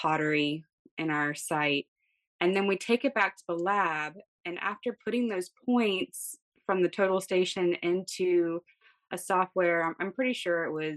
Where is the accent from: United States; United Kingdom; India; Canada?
United States; Greensboro, North Carolina; moved away as an adult; now in New Jersey, United States; I'm originally from Greensboro, North Carolina.